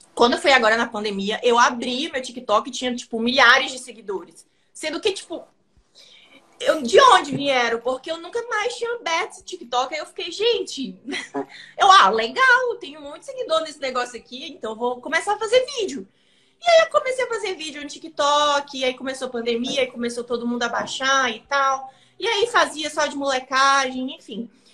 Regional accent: Maranhão, Brazil; also born or lived in São Paulo; now in São Luís, Brazil; Eu cresci aqui no Maranhão, mas eu fui para São Paulo

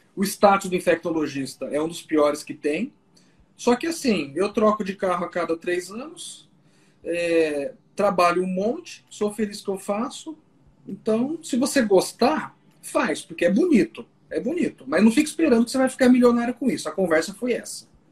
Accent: Londrina, Paraná, Brazil; now in Maringá, Brazil; Eu sou londrinense, sou, sou paranaense, eu sempre morei no Paraná

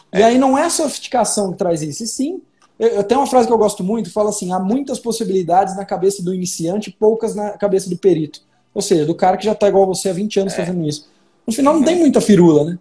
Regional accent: São Paulo, Brazil; moved away as an adult; now in Minas Gerais, Brazil; Eu sou paulista e hoje moro em Minas Gerais

